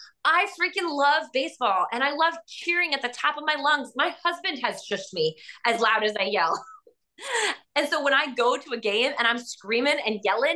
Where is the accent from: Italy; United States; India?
United States; Florida; I'm from Florida and I still think they suck.